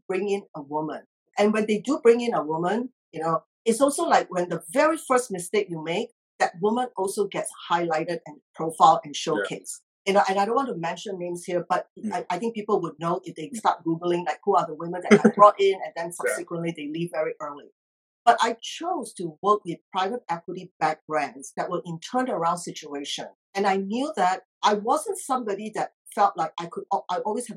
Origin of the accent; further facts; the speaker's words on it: Singapore; moved away as an adult; also born or lived in Australia / United Kingdom / Geneva; now in United States; I grew up in Singapore